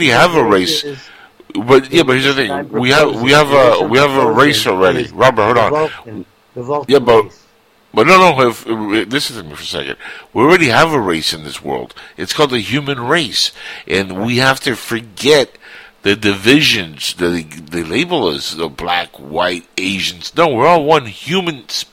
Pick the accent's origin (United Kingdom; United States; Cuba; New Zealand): Cuba; moved away; I'm Cuban. I come from a country where it's still, even after the death of Fidel, it's still a shithole.